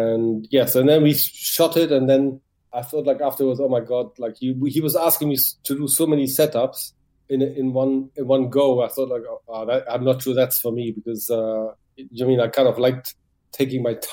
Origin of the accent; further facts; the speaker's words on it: Düsseldorf, North Rhine-Westphalia, Germany; English is a second language; moved away as an adult; now in London, United Kingdom; my hometown, Düsseldorf